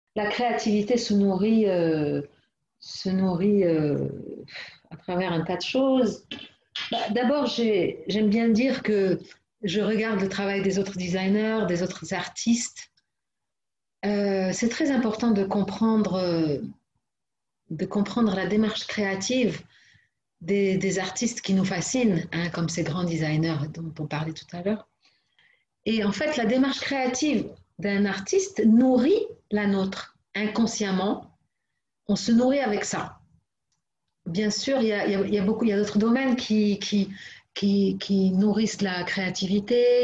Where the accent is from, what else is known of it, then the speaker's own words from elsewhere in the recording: Morocco; chez nous au Maroc